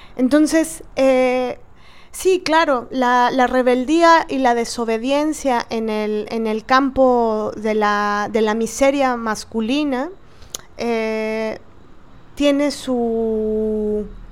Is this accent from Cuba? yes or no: no; Mexico; como mexicanas, y cada una desde el país que se encuentre